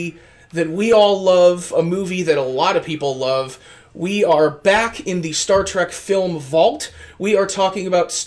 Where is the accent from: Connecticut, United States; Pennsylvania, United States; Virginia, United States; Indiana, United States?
Connecticut, United States; we're from Connecticut